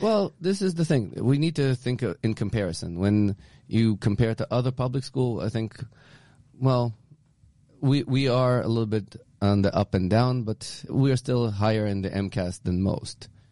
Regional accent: Israel; now in Newton, United States; growing up in Israel because I grew up in a communist country

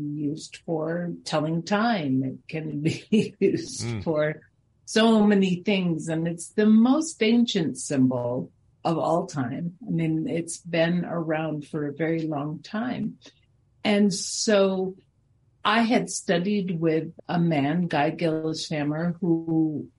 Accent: Springfield, Massachusetts, United States; now in Denver, United States; I was born in Springfield

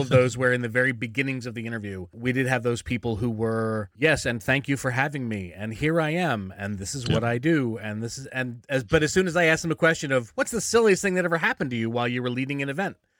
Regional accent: Philadelphia, Pennsylvania, United States; moved away; I'm originally from Philly

